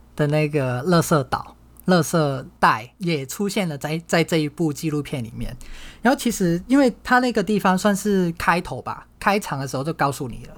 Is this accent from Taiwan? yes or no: no; Hong Kong; 我从小在香港长大